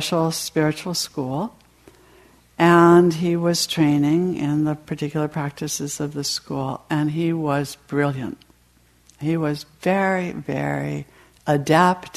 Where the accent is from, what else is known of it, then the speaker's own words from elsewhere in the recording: New England, United States; I was raised in New England in a fairly strict family